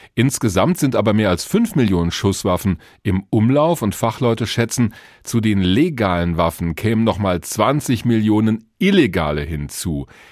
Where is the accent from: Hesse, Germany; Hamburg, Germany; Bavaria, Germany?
Hesse, Germany; Bei uns in Hessen